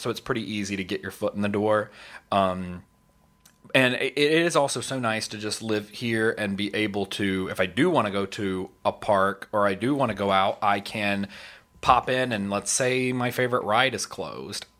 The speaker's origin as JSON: {"language": "English", "region": "California", "country": "United States", "tie": "born or raised there", "also_born_or_lived": "Tennessee", "moved": "yes", "lives_now": "Orlando, United States", "said": "I grew up in California for a long time"}